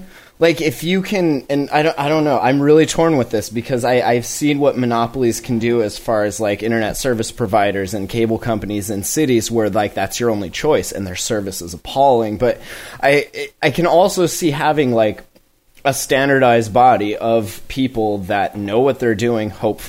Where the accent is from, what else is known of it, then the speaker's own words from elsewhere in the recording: Montana, United States; now in Washington, United States; like I came from Montana to come work in the cannabis industry here in Washington